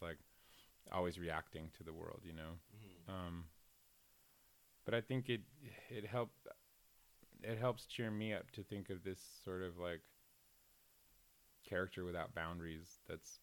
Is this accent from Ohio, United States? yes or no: no; Seattle, Washington, United States; I'm from Seattle, Washington